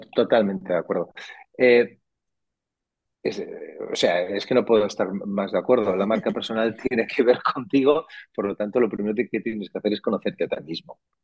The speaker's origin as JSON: {"language": "Spanish", "region": "Catalonia", "country": "Spain", "said": "Yo que soy catalán"}